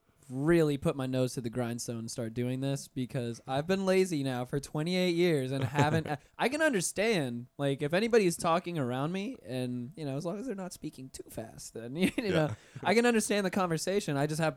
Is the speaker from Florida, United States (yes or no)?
yes; North Florida, United States; I'm from North Florida